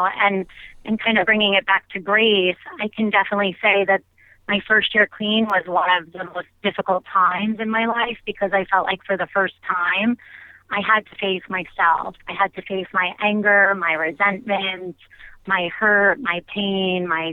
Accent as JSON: {"language": "English", "area": "Long Island", "region": "New York", "country": "United States", "tie": "born or raised there", "said": "my hometown on Long Island"}